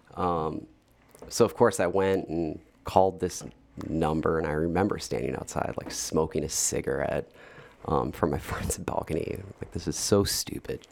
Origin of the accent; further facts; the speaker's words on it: Darien, Illinois, United States; also born or lived in Hinsdale / Naperville / Bloomington / Chicago; I was born in Hinsdale, um, grew up in Darien till I was thirteen, and then my family moved to Naperville